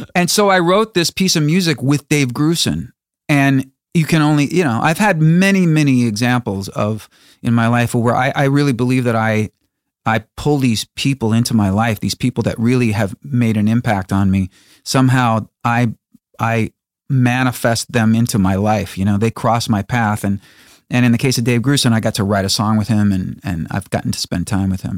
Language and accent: English; Chicago, Illinois, United States; my hometown of Chicago